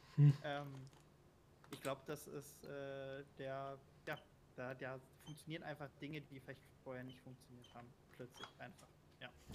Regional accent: Berlin, Germany; ich komme aus Berlin

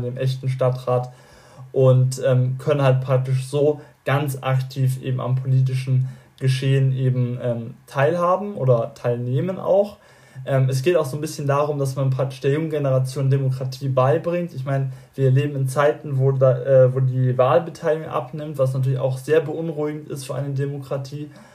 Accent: Bavaria, Germany; mich als gebürtigen Bayer

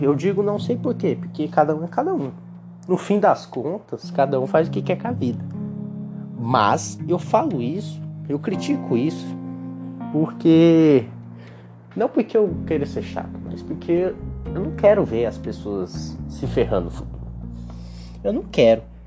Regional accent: Gurupi, Tocantins, Brazil; Eu sou de Gurupi, no Tocantins, e é a faculdade daqui

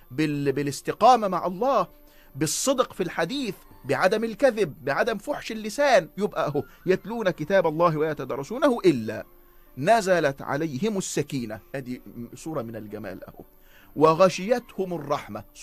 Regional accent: Egypt; احنا بنمهد بكل هذا الكلام انه يا جماعة اللي احنا توارثناه كمصريين من العناية بتفطير الصائم

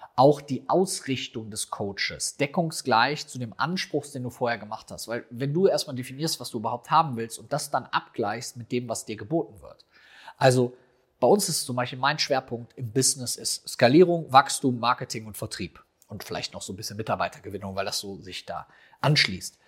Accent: Rhineland, Germany; bei uns im Rheinland

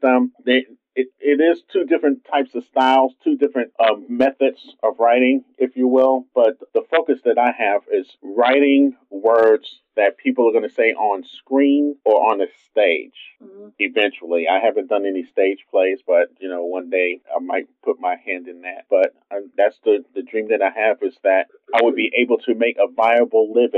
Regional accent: New York City, New York, United States; a kid growing up in Brooklyn in the 70s

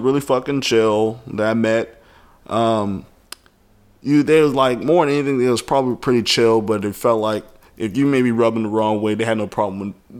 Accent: the South, United States; I'm from the South.

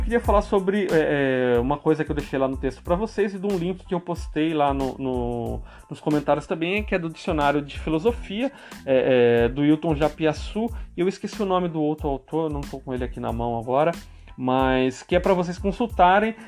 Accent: São Paulo, Brazil; moved away; Eu sou paulista e vocês percebem que eu tenho um sotaque diferente

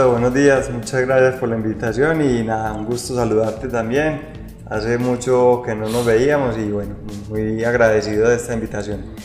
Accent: Medellín, Antioquia, Colombia; now in Rionegro, Colombia; Sí, yo me vine de Medellín para Río Negro específicamente a vender ese proyecto que acabamos de hablar

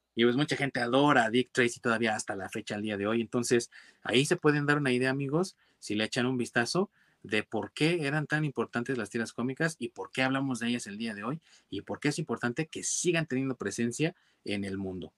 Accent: Mexico; yo soy mexicano

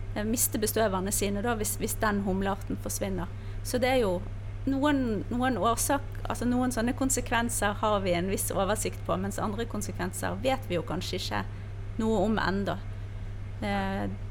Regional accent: Bergen, Vestland, Norway; now in Spydeberg, Norway; Jeg er bergenser, som du hører, som nå eh, holder hus i Spydeberg

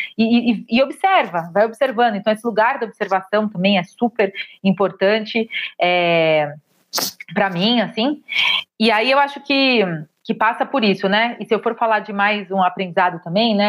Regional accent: São Paulo, Brazil; Eu sou de São Paulo, comecei no estado

